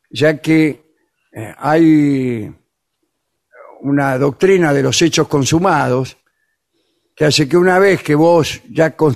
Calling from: Bahía Blanca, Buenos Aires Province, Argentina; Bueno, eh … de Bahía Blanca, un placer escucharlos como siempre.

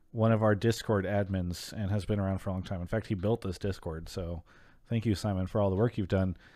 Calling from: Denver, Colorado, United States; calling in from Denver, Colorado.

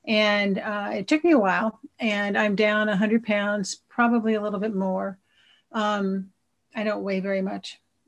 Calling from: Sacramento, California, United States; I'm a compulsive overeater. I'm in from Sacramento, so I'm not too far from you guys.

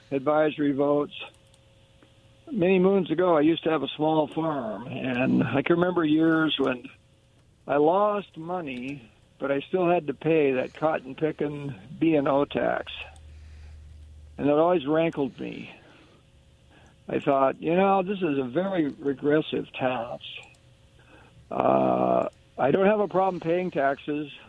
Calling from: Kennewick, Washington, United States; Uh, this is … chiming in from Kennewick.

